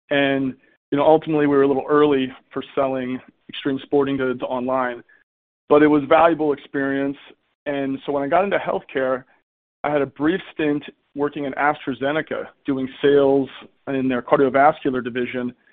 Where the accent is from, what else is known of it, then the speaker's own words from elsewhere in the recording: East Coast, United States; moved away as an adult; now in San Francisco Bay Area, United States; I grew up on the East Coast.